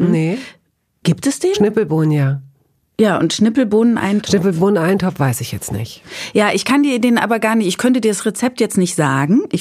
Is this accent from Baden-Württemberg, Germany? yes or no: no; Bavaria, Germany; now in Berlin, Germany; zu dem sozialisierten Essen meiner Kindheit in Bayern